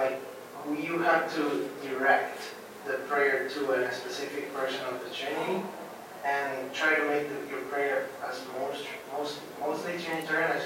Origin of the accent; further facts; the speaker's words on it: Guatemala; moved away as an adult; now in Grand Rapids, United States; I'm from Guatemala, and this year I'm serving here at Calvin University as a worship apprentice